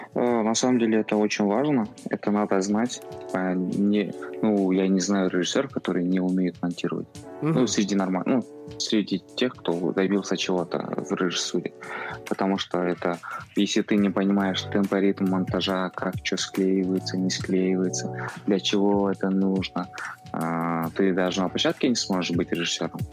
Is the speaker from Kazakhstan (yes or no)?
yes; Kazakhstan; у нас, допустим, найманы